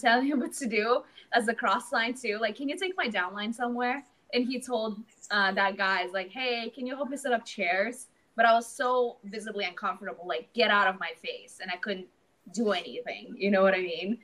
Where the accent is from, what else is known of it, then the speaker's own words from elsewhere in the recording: Latvia; now in Atlanta, United States; I'm from Latvia originally. I moved here 12 years ago